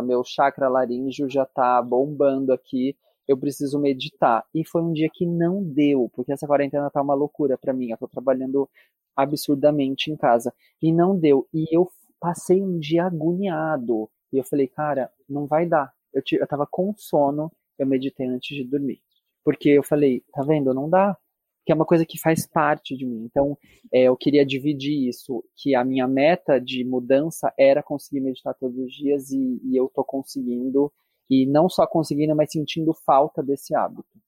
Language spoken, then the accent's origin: Portuguese; Brazil; eu, enquanto brasileiro